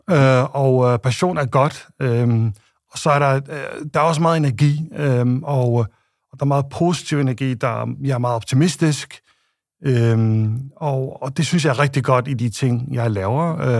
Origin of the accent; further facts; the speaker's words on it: Faroe Islands; moved away as an adult; jeg kommer fra Færøerne og, øh, og har boet de første 22 øh, år på Færøerne, som er et lille sted øh, midt i Nordatlanten